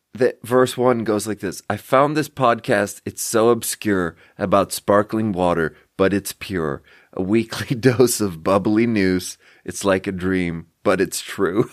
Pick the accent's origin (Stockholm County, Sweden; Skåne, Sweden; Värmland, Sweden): Skåne, Sweden; English is a second language; now in Nevada County, United States; I'm from Skåne.